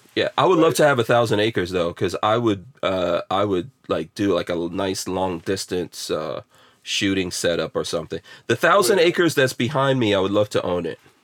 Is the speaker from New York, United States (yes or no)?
yes; New York City, New York, United States; moved away; also born or lived in Caribbean; I grew up in New York City